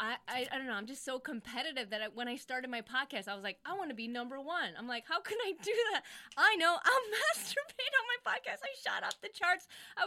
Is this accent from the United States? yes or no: yes; United States; I'm an American kid. I grew up in the States